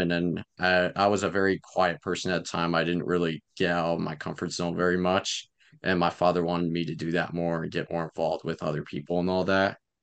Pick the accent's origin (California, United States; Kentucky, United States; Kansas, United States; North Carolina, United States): Kansas, United States; Lawrence; also born or lived in Fort Collins, Colorado; I'm from Lawrence. I've been here in Lawrence for about seventeen years. I'm twenty-two